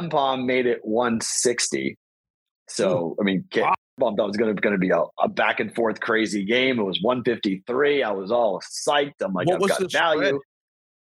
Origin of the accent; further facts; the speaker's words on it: United States; I'm an American